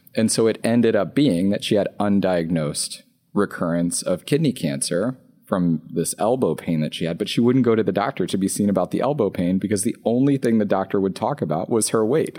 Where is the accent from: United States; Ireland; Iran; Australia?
United States; Louisiana; I'm from Louisiana. So I grew up on McDonald's and Taco Bell